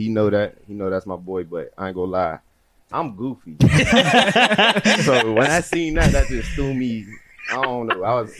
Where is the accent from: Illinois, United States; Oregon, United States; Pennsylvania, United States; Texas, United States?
Pennsylvania, United States; Pittsburgh; moved away as an adult; now in Philadelphia, United States; from Pittsburgh. If y'all don't know, that's on the other side of Pennsylvania.